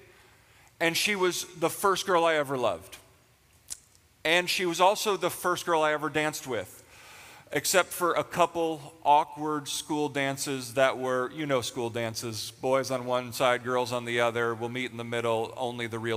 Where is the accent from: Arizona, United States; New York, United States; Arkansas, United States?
New York, United States; Western; moved away as an adult; now in Pennsylvania, United States; We actually got married and moved to Pennsylvania. We're from Western New York